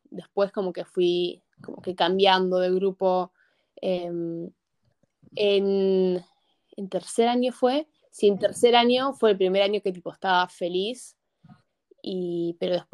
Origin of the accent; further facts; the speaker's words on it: Argentina; also born or lived in United States; me siento más argentina que yankee en un sentido porque esos años me formaron mucho más que los años que me formé en Estados Unidos porque tenía dos años